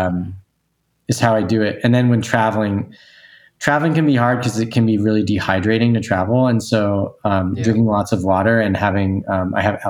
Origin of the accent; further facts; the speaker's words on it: Newton, Massachusetts, United States; moved away as an adult; my hometown, Newton, Massachusetts